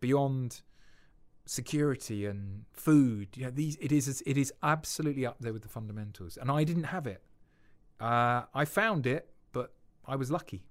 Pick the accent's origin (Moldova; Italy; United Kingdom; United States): United Kingdom; we're too British